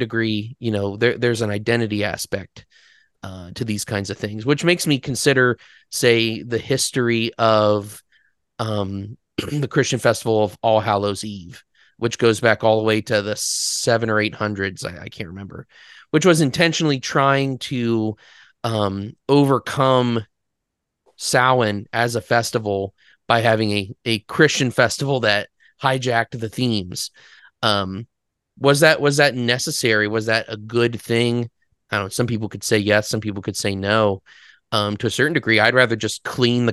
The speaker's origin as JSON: {"language": "English", "town": "Loganville", "country": "United States", "tie": "born or raised there", "said": "homeschool kid growing up in Logansville"}